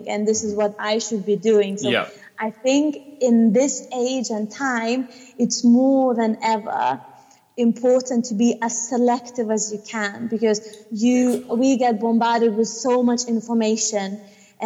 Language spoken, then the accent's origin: English; Lithuania; now in United Kingdom; I come from Lithuania and I can live here freely